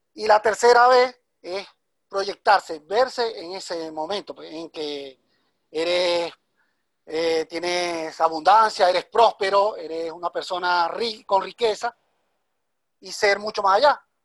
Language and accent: Spanish; Venezuela; moved away as an adult; now in Guayaquil, Ecuador; soy de Venezuela. Emigré hace siete meses a la ciudad de Ecuador, Guayaquil.